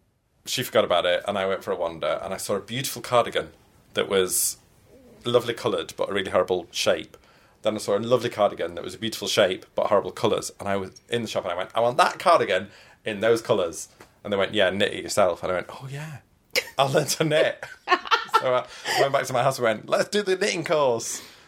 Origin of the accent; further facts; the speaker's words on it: Yorkshire and the Humber, United Kingdom; All right, I'm from Yorkshire.